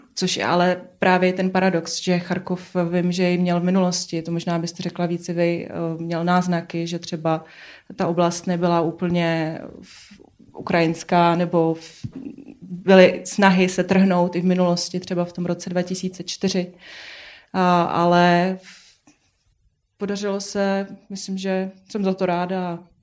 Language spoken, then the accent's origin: Czech; Kazakhstan; moved away; jsem původem z Kazachstánu